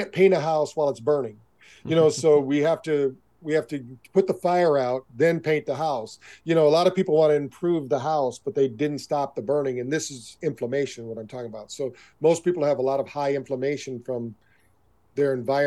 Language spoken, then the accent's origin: English; Michigan, United States; I grew up around in Michigan